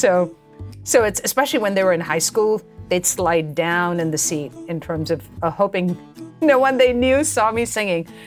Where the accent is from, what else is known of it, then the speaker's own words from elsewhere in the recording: India; growing up, we always put up a, a you know, we didn't have this concept of Christmas tree growing up in India.